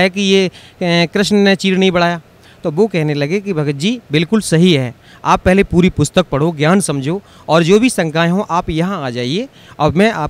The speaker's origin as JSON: {"language": "Hindi", "town": "Jhindua", "region": "Uttar Pradesh", "country": "India", "said": "मैं ग्राम झिंदुआ तहसील बर्थना जिला इटावा उत्तर प्रदेश का रहने वाला हूँ"}